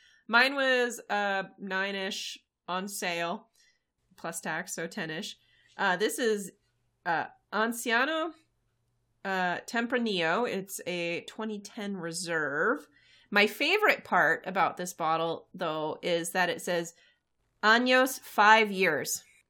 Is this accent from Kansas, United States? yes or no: yes; Lawrence, Kansas, United States; because of how I moved around in my childhood, but always came back, Lawrence, Kansas, to be my hometown.